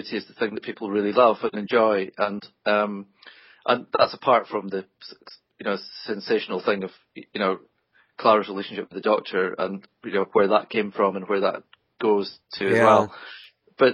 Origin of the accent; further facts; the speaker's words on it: Scotland, United Kingdom; I'm Scottish